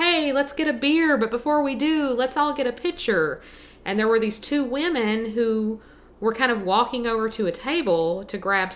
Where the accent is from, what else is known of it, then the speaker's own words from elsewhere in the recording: Buchanan County, Virginia, United States; I grew up in Buchanan County